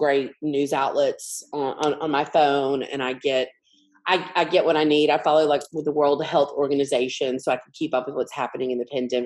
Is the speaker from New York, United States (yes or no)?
no; Montgomery, Alabama, United States; I grew up in Montgomery, Alabama